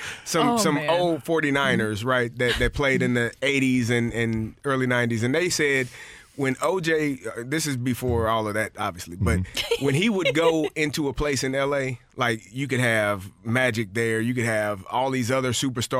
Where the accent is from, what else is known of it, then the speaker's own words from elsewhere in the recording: St. Louis, Missouri, United States; I'm from St. Louis